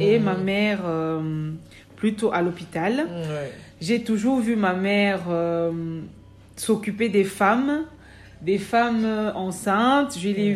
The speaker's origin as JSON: {"language": "French", "country": "Cameroon", "moved": "yes", "lives_now": "Belgium", "said": "Je viens du Cameroun. je suis en Belgique depuis 2000, décembre 2000."}